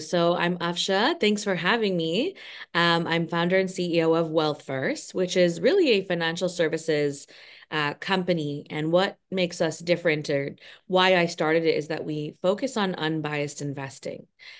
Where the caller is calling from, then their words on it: Toronto, Ontario, Canada; Oh, I'm right there with you. Toronto, Canada.